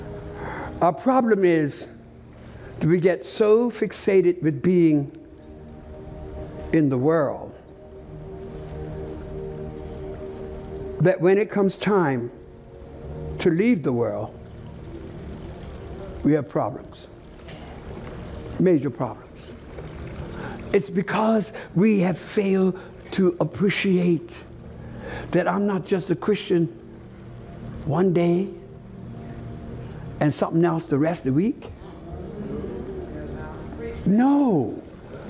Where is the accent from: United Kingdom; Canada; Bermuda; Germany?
Bermuda; Where are you from?" I told her, "Bermuda."